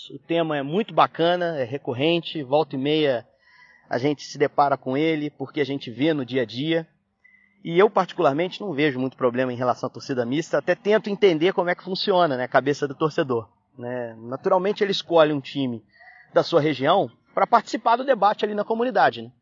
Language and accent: Portuguese; Juiz de Fora, Minas Gerais, Brazil; na Zona da Mata, uh, que é a minha região, sou de Juiz de Fora